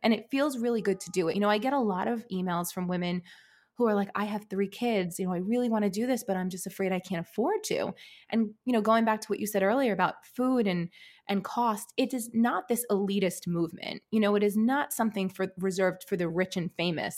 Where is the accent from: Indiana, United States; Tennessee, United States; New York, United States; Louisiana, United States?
New York, United States; New York City; I grew up in an Italian American family in Brooklyn, New York